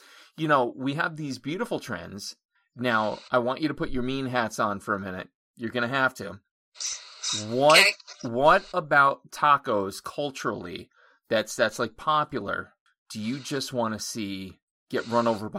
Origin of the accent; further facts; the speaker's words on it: Honesdale, Pennsylvania, United States; My hometown is Honesdale, Pennsylvania